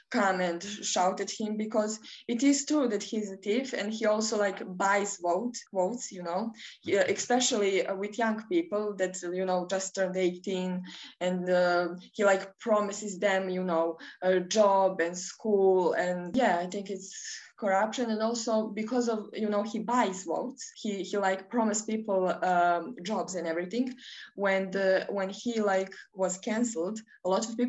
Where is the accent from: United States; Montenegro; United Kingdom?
Montenegro; Podgorica; I'm 19, and I'm from Podgorica, which is the capital of Montenegro